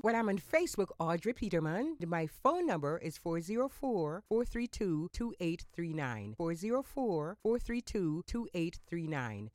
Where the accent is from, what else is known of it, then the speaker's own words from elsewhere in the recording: Jamaica; now in South Florida, United States; my childhood growing up in Jamaica in the countryside